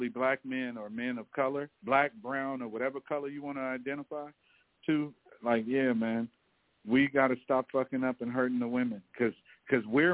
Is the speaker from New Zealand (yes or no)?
no; Belize; now in United States; Because I'm not American, I'm actually a Belizean, 100% blood and bred.